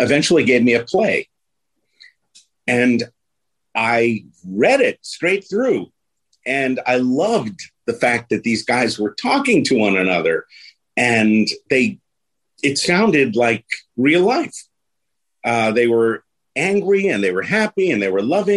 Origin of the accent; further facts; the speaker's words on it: New York City, New York, United States; also born or lived in Bronx, New York / Jackson Heights, Queens; I'm originally from the Bronx, and when I was five, we moved to Queens